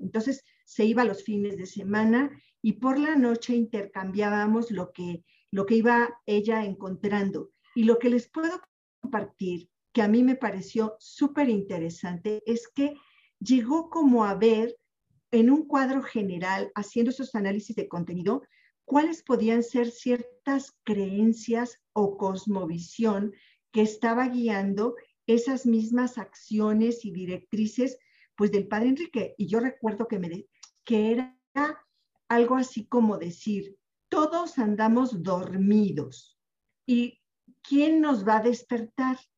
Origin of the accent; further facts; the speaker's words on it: Puebla, Mexico; also born or lived in Mexico City; yo nací en la Ciudad de México pero me crié en Puebla